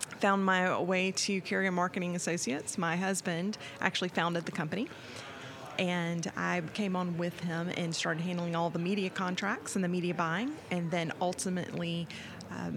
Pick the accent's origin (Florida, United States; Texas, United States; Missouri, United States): Florida, United States; Being born and raised in Florida